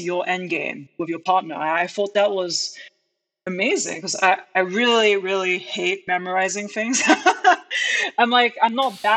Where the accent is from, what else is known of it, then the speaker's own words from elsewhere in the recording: United Kingdom; moved away as an adult; now in United States; I grew up in the United Kingdom